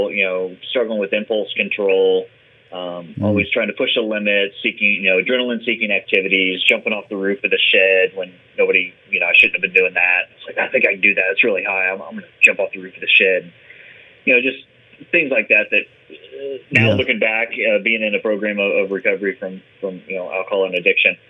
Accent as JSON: {"language": "English", "town": "San Antonio", "region": "Texas", "country": "United States", "tie": "born or raised there", "said": "I grew up in San Antonio, Texas"}